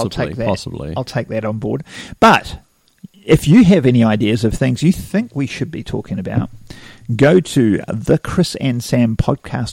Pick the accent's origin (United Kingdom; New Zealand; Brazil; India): New Zealand; Wellington; I grew up in Wellington on the top of a big, big bloody hill